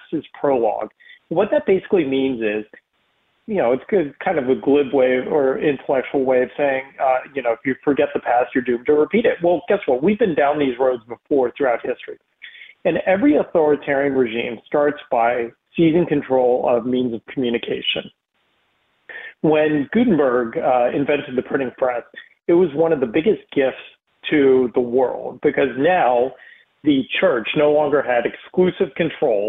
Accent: East Coast, United States; moved away as an adult; also born or lived in Texas; I was a Jew growing up in the East Coast

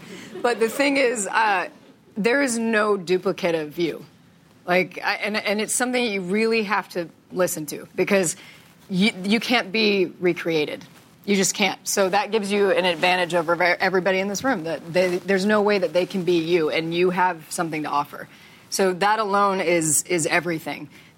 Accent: Texas, United States; And I was like, okay, I'm from Texas. I don't know the difference.

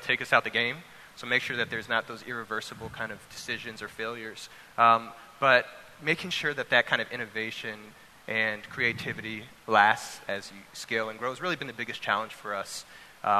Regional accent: Louisiana, United States; moved away; growing up, you know, I'm from Louisiana originally

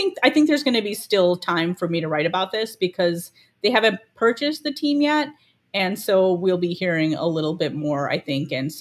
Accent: Chicago, Illinois, United States; I was born in Chicago

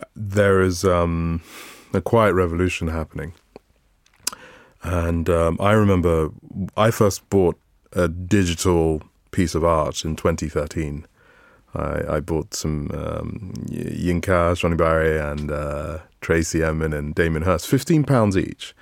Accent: Calabar, Cross River, Nigeria; I was born in Calabar

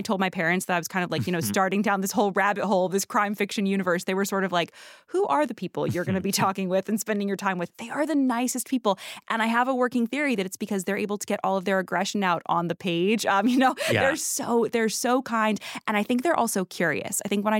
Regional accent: Connecticut, United States; No, I'm from Connecticut.

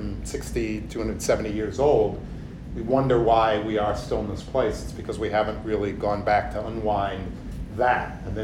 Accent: United States; I think as a person of color growing up in America

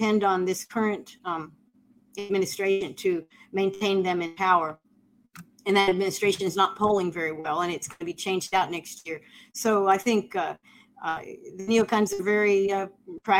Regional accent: United States; as an American

